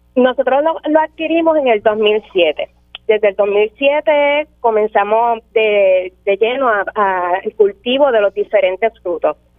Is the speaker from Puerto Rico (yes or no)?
yes; Maricao, Puerto Rico; now in Las Marías, Puerto Rico; somos natural de Maricao, del pueblo de Maricao